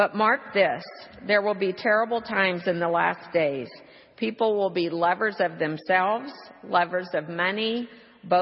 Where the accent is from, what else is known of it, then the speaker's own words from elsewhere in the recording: Houston, Texas, United States; My hometown, as I said, was Houston